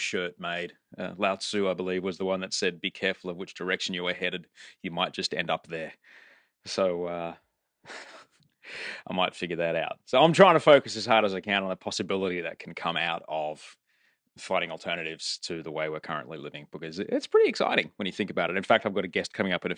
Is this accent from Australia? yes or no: yes; Australia; now in California, United States; I'm Australian.